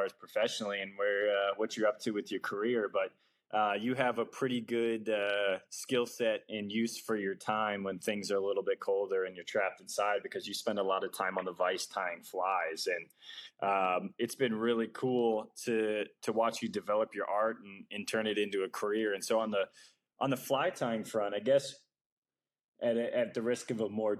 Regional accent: New England, United States; now in Florida, United States; growing up in New England, knowing tide cycles from New England, then coming down to Florida

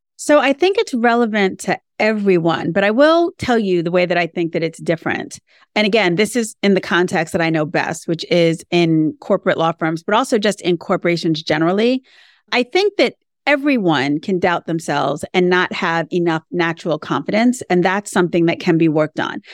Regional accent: New York, United States; now in Florida, United States; I'm a New Yorker, and I think that's really important to say that I'm from New York because I live in Florida now

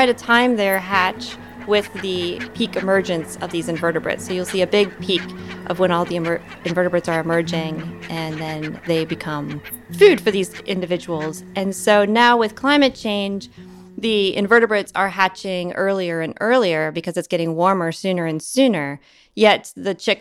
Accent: Northern Kentucky, United States; I grew up in Northern Kentucky

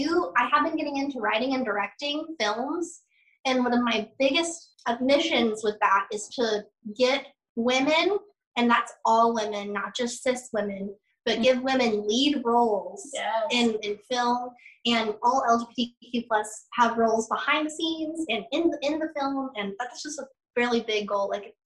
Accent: Missouri, United States; now in Nashville, United States; I'm originally from Missouri, but I live here in Nashville now. I have since 2013

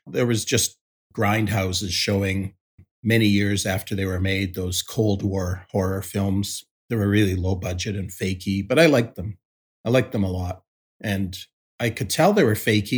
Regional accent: Winnipeg, Manitoba, Canada; growing up in Winnipeg, I was born in 1956

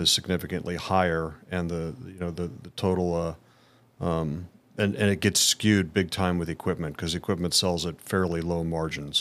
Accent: Indianapolis, Indiana, United States; born and raised in Indianapolis

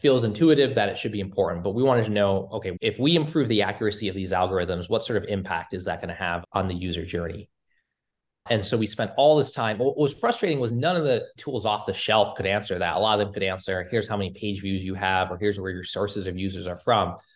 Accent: Cambridge, Massachusetts, United States; I grew up in, uh, Cambridge, outside of Boston

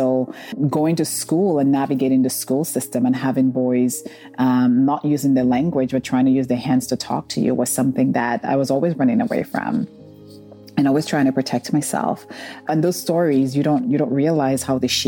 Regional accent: St. Lucia; I grew up in St. Lucia, and the area we grew up in, we're just surrounded by nature

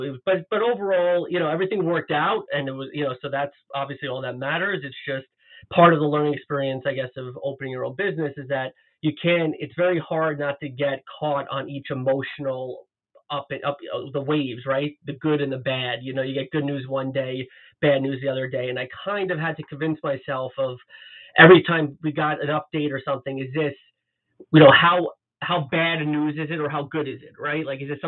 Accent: Long Island, New York, United States; moved away as an adult; also born or lived in Ithaca, New York / New Jersey / Manhattan, New York; now in Toronto, Canada; I'm actually originally from New York, and I was born and raised outside of New York City on Long Island, and I attended Cornell University for both my undergraduate and my graduate degrees.

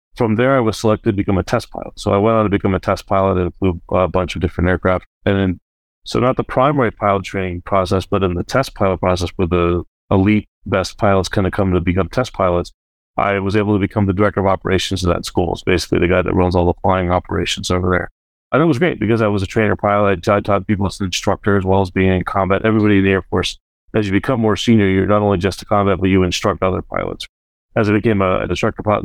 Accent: United States; we as an Indian American community

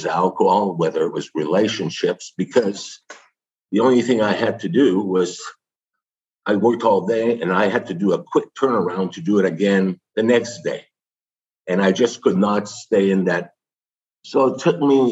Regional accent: Canada; being French Canadian

